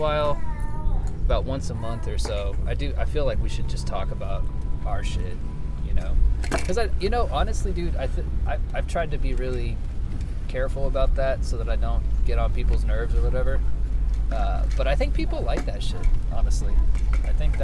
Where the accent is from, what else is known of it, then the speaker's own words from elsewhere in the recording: Oklahoma, United States; also born or lived in Portland; I love Oklahoma. I'm not one of those people who hates where he's from